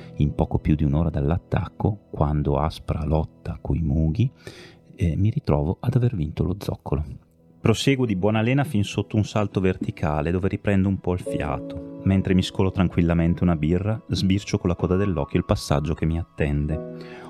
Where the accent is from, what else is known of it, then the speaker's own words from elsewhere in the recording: Bergamo, Lombardy, Italy; io sono di Bergamo